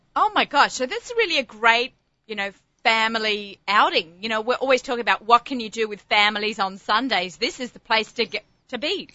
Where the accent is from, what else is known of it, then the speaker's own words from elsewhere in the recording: Australia; moved away; my love of being an Australian